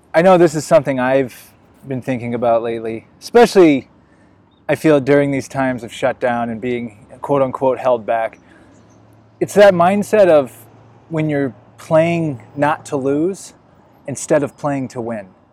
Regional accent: Illinois, United States; moved away as an adult; also born or lived in Las Vegas; now in Los Angeles, United States; I'm from the Midwest, I'm from Illinois

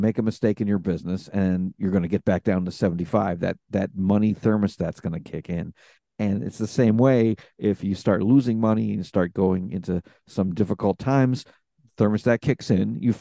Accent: New York City, New York, United States; born in Brooklyn, New York, in New York City. And I was actually raised by my maternal grandparents

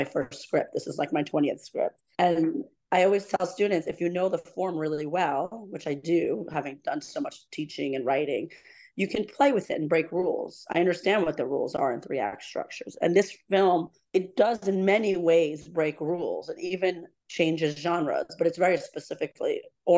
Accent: New York City, New York, United States; also born or lived in Shiraz, Iran; I'm a New Yorker.

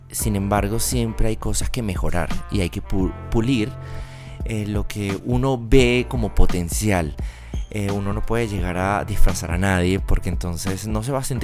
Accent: Venezuela; now in Bogotá, Colombia; Yo soy de Venezuela. ¿Y entonces? Pero del Caribe. Solo que estoy súper apañado de Bogotá.

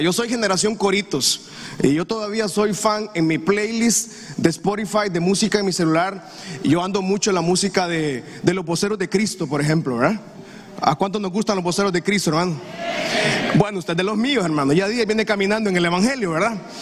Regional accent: Honduras; lo que vivimos nosotros como comunidad hondureña

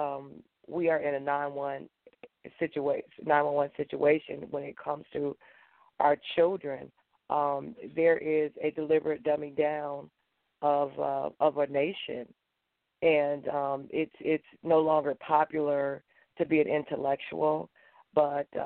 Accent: Gary, Indiana, United States; moved away as an adult; I was born and reared in Gary, Indiana

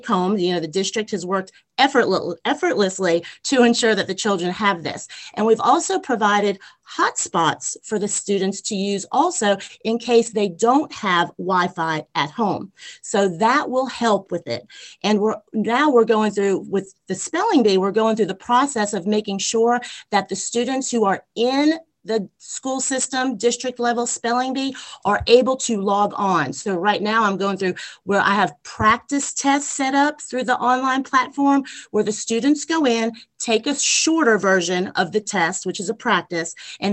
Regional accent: Long Island, New York, United States; now in Albany, Georgia, United States; I grew up on Long Island in New York, and I went to Phelps Lane Elementary School

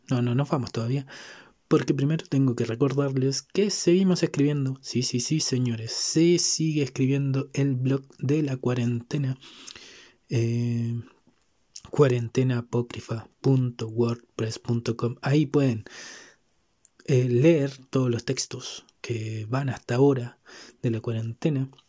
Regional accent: Santiago, Santiago Metropolitan Region, Chile; soy capitalino, criado y malcriado en este fragmento de territorio

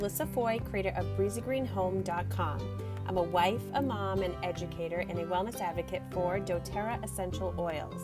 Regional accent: Worcester, Massachusetts, United States; I'm right in Worcester, Mass, like right in central.

